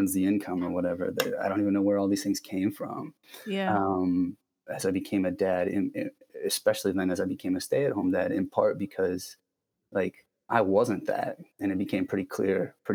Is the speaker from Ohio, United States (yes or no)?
yes; Akron, Ohio, United States; I grew up in Ohio, Midwestern, sort of middle of nowhere, not middle of nowhere, but like suburban Akron, Ohio